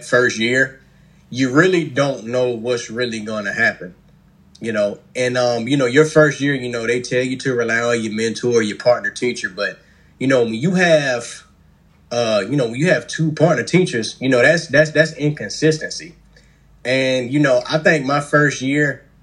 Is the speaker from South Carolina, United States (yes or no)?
yes; Columbia, South Carolina, United States; Born and raised in Columbia, South Carolina.